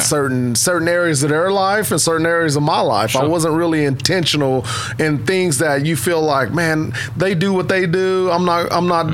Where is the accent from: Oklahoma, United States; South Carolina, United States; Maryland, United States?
Oklahoma, United States; Vian; also born or lived in Fort Smith, Arkansas; was born actually in Fort Smith, Arkansas, but um, grew up in Vian, Oklahoma.